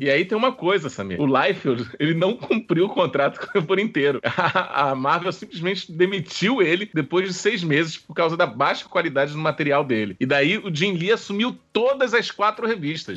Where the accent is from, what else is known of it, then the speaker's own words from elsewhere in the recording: Brazil; É uma coisa nossa, brasileira